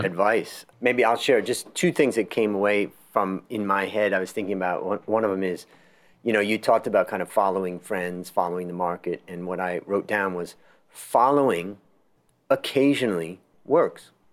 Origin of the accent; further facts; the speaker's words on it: Ohio, United States; I grew up in Ohio, not very far away